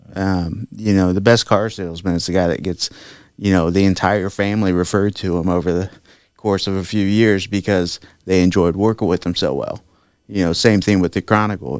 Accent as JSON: {"language": "English", "town": "Sweetser", "region": "Indiana", "country": "United States", "tie": "born or raised there", "said": "I grew up there in Sweetser, Indiana"}